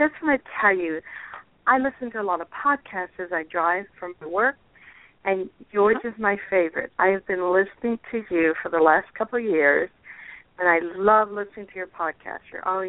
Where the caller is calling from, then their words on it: Ohio, United States; I'm calling from Ohio.